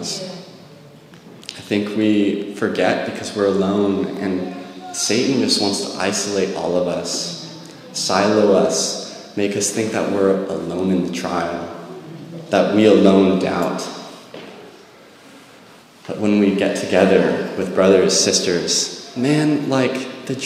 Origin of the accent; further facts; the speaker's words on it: Monterey, California, United States; I grew up in Monterey, and so I worked at the aquarium